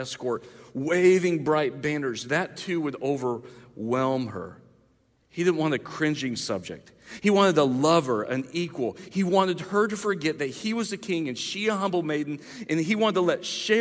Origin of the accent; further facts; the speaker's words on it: the South, United States; I grew up in the South.